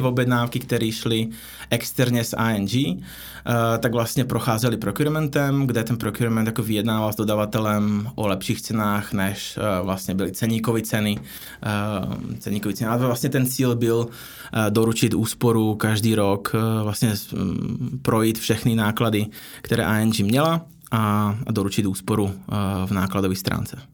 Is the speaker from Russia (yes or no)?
no; Slovakia; Czech is a second language; moved away as an adult; also born or lived in Prague / India / Philippines; now in Czech Republic; Já jsem původem ze Slovenska